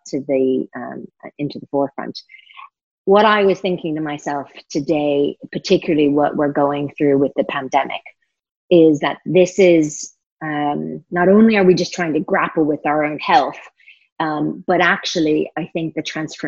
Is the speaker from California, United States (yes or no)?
yes; California, United States; moved away; California, which is my home state